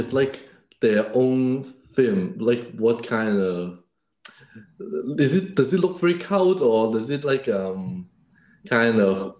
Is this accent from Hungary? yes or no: no; Hong Kong; moved away; also born or lived in Beijing; when I grew up in Hong Kong